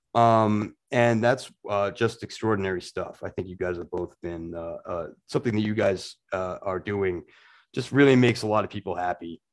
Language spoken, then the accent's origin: English; Portland, Maine, United States; my hometown of Portland, Maine